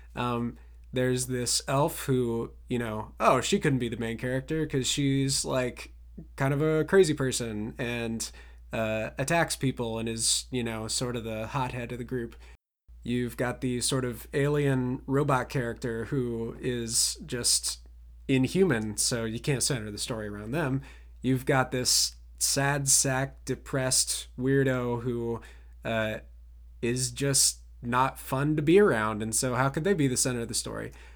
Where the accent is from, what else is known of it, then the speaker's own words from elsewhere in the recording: Ohio, United States; my hometown Ohio pride